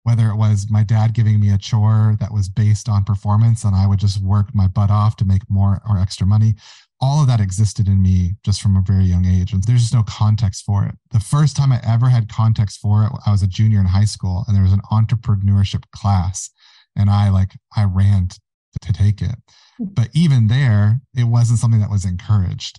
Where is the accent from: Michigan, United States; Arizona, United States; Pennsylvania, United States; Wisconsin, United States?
Michigan, United States; Mount Haley Township; I have a holdings company called Mount Haley, and that is the township that I grew up in Michigan